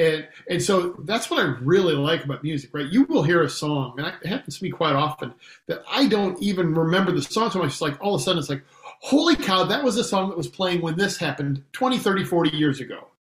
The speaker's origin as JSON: {"language": "English", "town": "Marblehead", "region": "Ohio", "country": "United States", "tie": "born or raised there", "said": "So I grew up in Northern Ohio, Marblehead, outside of a small town called Marblehead."}